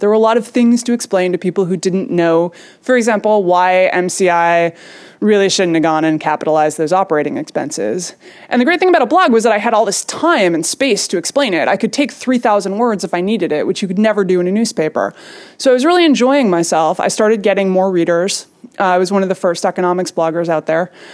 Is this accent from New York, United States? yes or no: yes; New York, United States; I grew up in New York, so I was not very far, I was a couple miles from the site